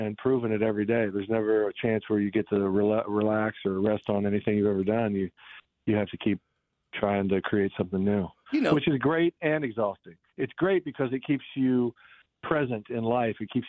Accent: Kansas City, Missouri, United States; growing up in Kansas City

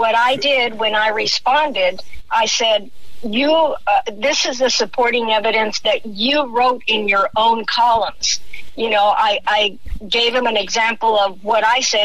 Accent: El Paso, Texas, United States; moved away; I'm formerly from El Paso. I was born and raised there.

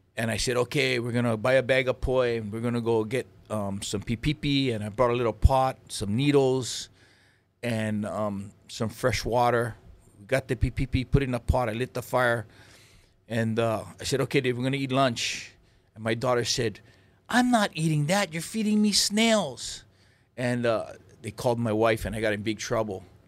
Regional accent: Lahaina, Hawaii, United States; also born or lived in Oahu; I grew up in, um, Lahaina, Maui

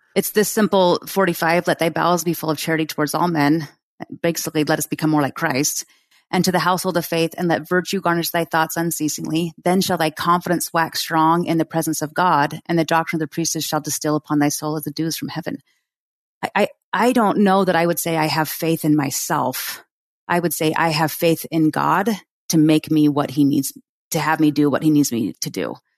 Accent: Oregon, United States; moved away as an adult; now in Utah, United States; in my hometown in Oregon

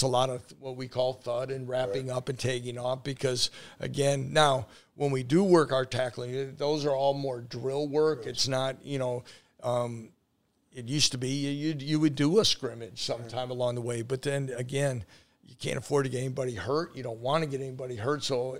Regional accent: Wisconsin, United States; I grew up in Wisconsin, close to Milwaukee.

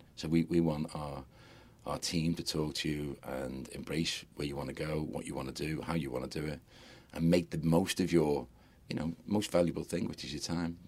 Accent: Liverpool, North West England, United Kingdom; I'm a Scouser, and I, lo- I absolutely adore my city

